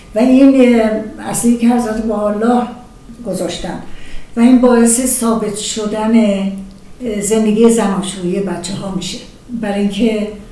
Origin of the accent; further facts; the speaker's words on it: Iran; moved away; ما افتخار داریم به ملیت خودمون به مملکت خودمون